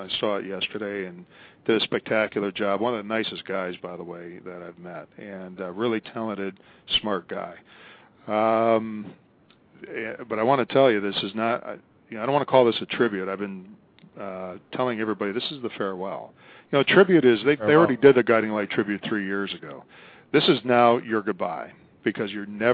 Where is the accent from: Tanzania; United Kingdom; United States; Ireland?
United States; Chicago, Illinois; moved away as an adult; now in Los Angeles, United States; I'm from Chicago